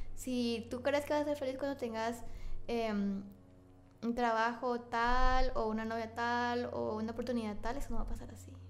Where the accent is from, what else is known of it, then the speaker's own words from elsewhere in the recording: Guatemala; ni siquiera me fui de Centroamérica